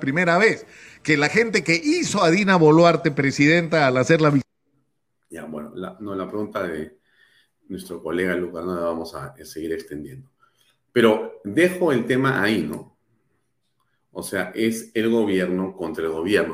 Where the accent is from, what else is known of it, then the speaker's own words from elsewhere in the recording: Peru; also born or lived in Lima; yo como ciudadano peruano